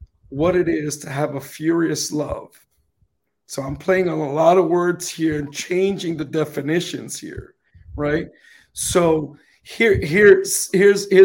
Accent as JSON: {"language": "English", "town": "New York City", "region": "New York", "country": "United States", "said": "I'm from the Bronx, so we got to say things the way it comes out"}